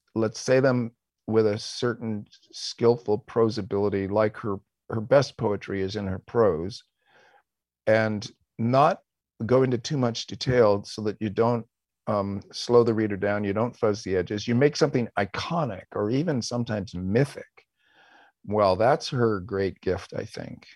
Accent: West Coast, United States; we were both American leftists of the West Coast variety

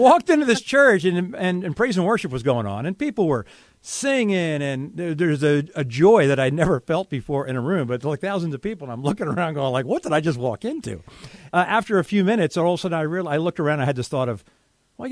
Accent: Philadelphia area, Pennsylvania, United States; moved away as an adult; I moved back with my parents at the age of 33. So I was looking for a job in the Philadelphia area

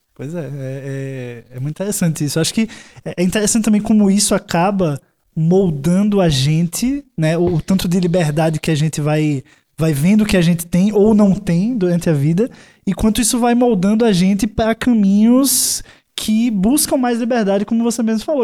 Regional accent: Maceió, Alagoas, Brazil; now in São Paulo, Brazil; sou de Maceió eu

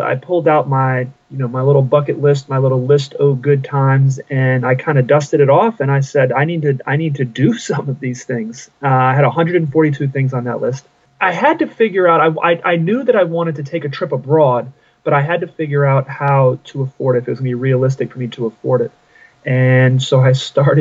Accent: Raleigh, North Carolina, United States; also born or lived in Massachusetts; I'm from Raleigh, North Carolina.

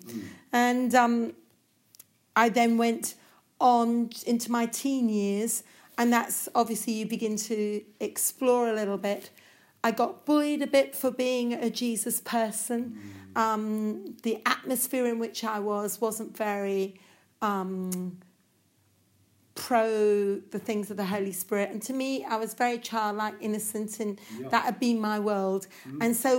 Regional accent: India; Well, I grew up in India, quite a spiritual sort of atmosphere.

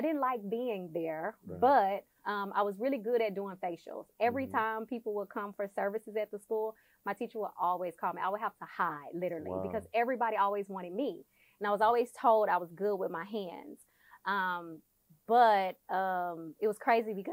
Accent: Houston, Texas, United States; I'm from Houston, Texas. I went to Hastings in A-Leaf

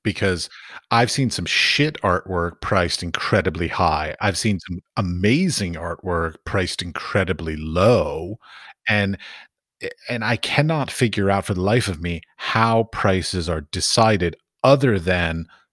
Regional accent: United States; moved away as an adult; also born or lived in Abu Dhabi / Dubai; now in Prague, Czech Republic; I was raised in the United States

